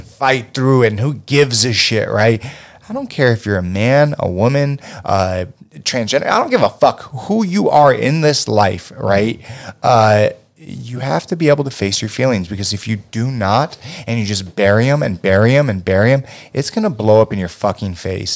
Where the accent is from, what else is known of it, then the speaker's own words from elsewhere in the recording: United States; being an American